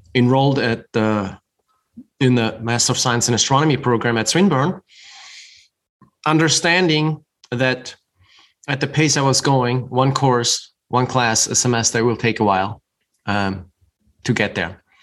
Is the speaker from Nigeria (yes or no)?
no; Germany; moved away as an adult; also born or lived in New York City; now in Utah, United States; I grew up in Germany